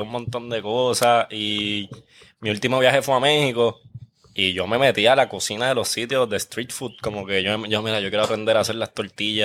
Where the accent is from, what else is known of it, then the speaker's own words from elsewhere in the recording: Guaynabo, Puerto Rico; yo soy de Guaynabo, pero yo soy del área de campo, like yo criaba conejos y todo